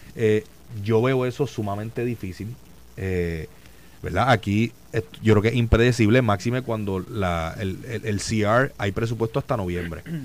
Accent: Puerto Rico; como puertorriqueño, como estadista y como PNP

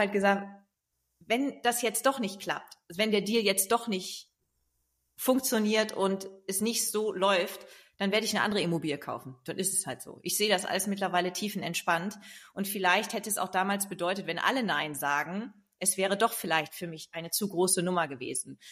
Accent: East Frisia, Lower Saxony, Germany; now in Hamburg, Germany; dann bin ich nach Ostfriesland in meine Heimat gegangen

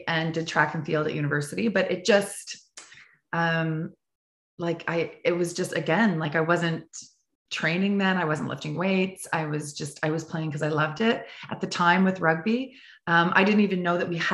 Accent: Prince Edward Island, Canada; I grew up in Prince Edward Island, the smallest province in Canada off the East Coast

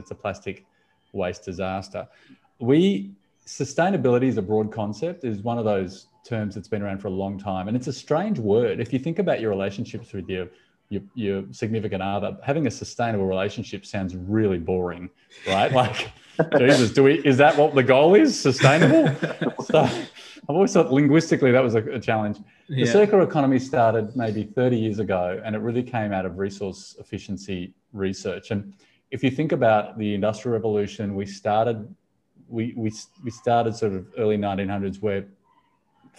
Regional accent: Sydney, New South Wales, Australia; I'm from Sydney

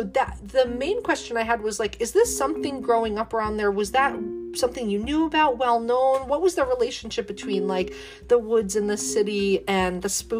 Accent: Clifton Park, New York, United States; also born or lived in Albany, New York; now in Mechanicville, United States; I was born in Albany, but grew up in a little bit north of that in, like, Clifton Park area, living now in, like, Mechanicville, Malta area.

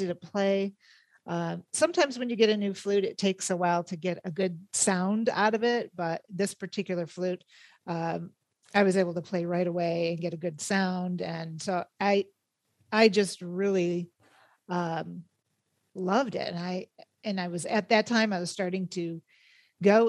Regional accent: Rochester, New York, United States; moved away as an adult; now in Phoenix, United States; I'm actually from Rochester, New York.

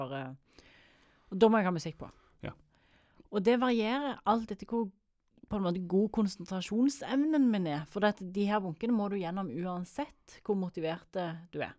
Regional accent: Jørpeland, Rogaland, Norway; Jeg er fra Jørpeland. Alle i slekt med alle.

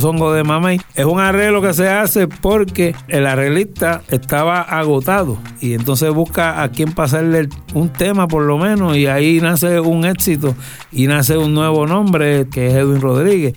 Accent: Puerto Rico; nosotros somos ese puertorriqueño que a la gente le agrada conocer

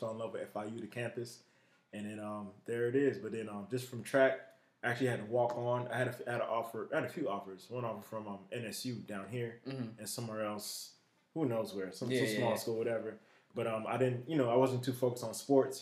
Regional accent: Broward County, Florida, United States; also born or lived in Tamarac, Florida; I'm from Broward County, Florida, born and raised in Loudoun Manors, and moved over to Tamarack.

